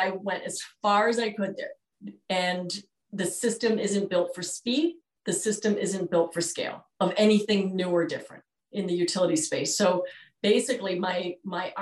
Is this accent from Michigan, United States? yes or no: no; New York City, New York, United States; moved away; also born or lived in Vermont; I grew up in Manhattan and started my career there